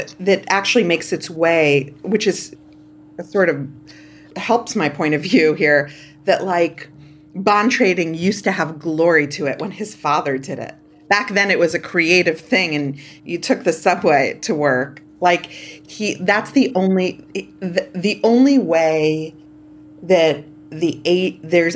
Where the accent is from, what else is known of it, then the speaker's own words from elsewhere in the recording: New York City, New York, United States; I grew up in Canarsie, Brooklyn